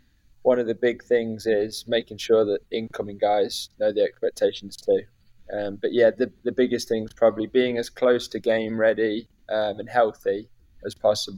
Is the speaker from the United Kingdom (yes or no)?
yes; Leicester, East Midlands, United Kingdom; moved away as an adult; also born or lived in Lincoln; now in United States; Yeah. So I'm from Leicester in England.